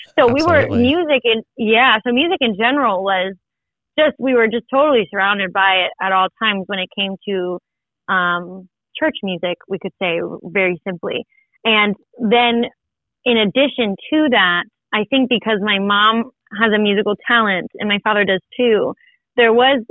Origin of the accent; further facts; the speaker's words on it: Ayia Napa, Famagusta District, Cyprus; also born or lived in Larnaca, Cyprus; now in Atlanta, United States; I was born in Larnaca, Cyprus, and I grew up in a little town called Aya Napa